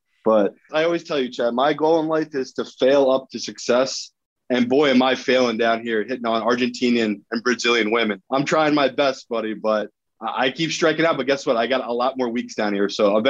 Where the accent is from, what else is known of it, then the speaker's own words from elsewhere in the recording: United Kingdom; I am burned to a crisp because I'm a British white guy on the equator.